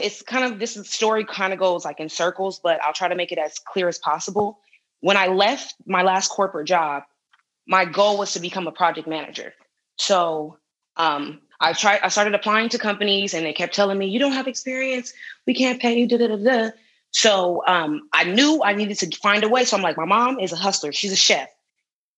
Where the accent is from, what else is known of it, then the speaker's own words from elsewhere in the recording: Los Angeles, California, United States; moved away as an adult; also born or lived in Humboldt; I'm from South Central LA. I went to Crenshaw High School.